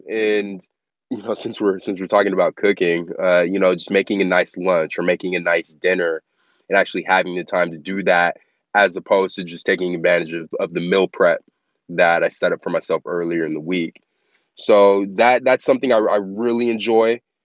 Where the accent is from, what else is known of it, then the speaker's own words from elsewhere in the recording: Las Vegas, Nevada, United States; I am born and raised in Las Vegas